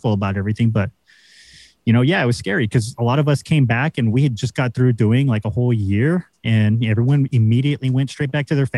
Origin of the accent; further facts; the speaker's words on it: United States; we're the Americans.